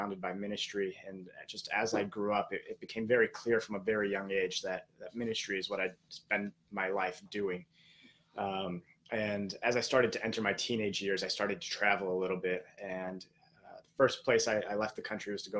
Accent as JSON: {"language": "English", "town": "Bloomington", "region": "Illinois", "country": "United States", "said": "I'm coming from a very faraway land called Bloomington, Illinois"}